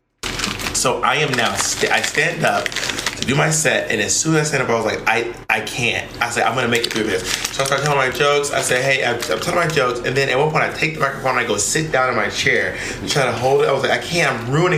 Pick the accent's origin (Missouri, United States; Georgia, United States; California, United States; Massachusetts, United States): Georgia, United States; Atlanta; moved away; In Atlanta, Georgia, my hometown